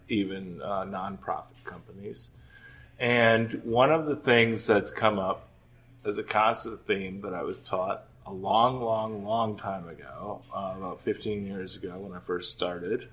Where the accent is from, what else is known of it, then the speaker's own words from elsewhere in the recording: Green Bay, Wisconsin, United States; I'm from Green Bay.